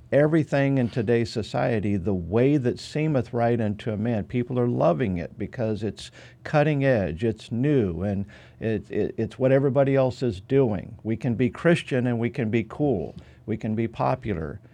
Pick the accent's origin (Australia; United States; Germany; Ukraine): United States; Nampa, Idaho; my hometown, Nampa, Idaho